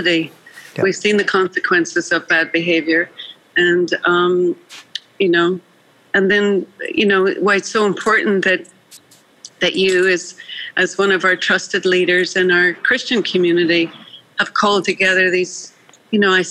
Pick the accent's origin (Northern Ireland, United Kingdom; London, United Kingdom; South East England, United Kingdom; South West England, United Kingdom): Northern Ireland, United Kingdom; moved away as an adult; now in United States; I grew up as a minority in Northern Ireland. And I would, as Irish Catholics